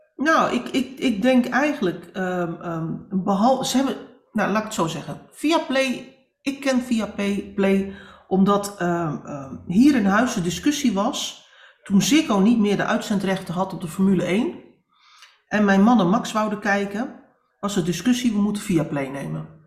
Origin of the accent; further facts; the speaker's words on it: Netherlands; wij als Nederlanders